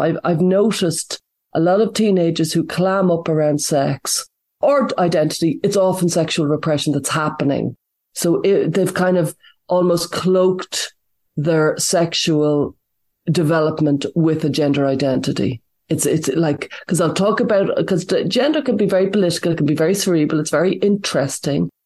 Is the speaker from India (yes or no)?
no; Ireland; I'm from Ireland